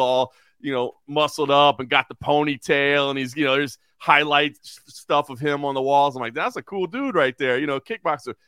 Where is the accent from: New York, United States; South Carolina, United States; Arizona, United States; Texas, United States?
Texas, United States; Dallas; moved away as an adult; also born or lived in Oklahoma / Lexington, Kentucky / Dayton, Ohio; now in Las Vegas, United States; I grew up in Dallas, Texas